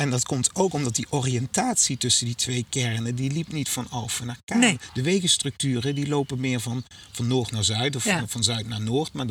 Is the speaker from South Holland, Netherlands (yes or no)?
no; Limburg, Netherlands; En er zijn andere delen in het land. Eh, ook Midden-Limburg, waar ik vandaan kom, waar die ruilverkaveling eh, nog tot grootschalige